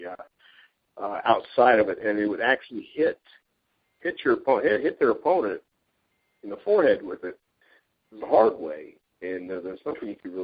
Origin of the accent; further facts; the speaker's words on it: West Texas, United States; growing up in West Texas